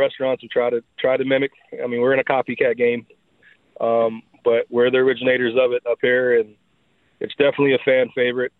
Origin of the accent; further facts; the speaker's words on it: Miami, Florida, United States; moved away; I'm from Miami, Florida